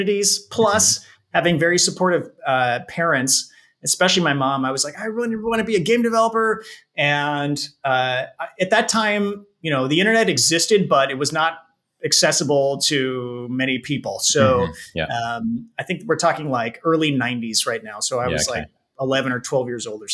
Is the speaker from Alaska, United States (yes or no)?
no; San Francisco Bay Area, California, United States; also born or lived in Japan; I grew up in the San Francisco Bay Area, which has been a hotbed of game development activity for many years here in California.